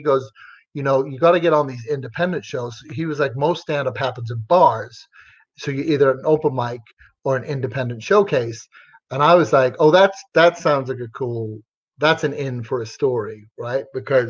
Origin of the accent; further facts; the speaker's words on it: Ireland; also born or lived in England / Texas; I was raised in Ireland and England, and then I lived in Texas for a while.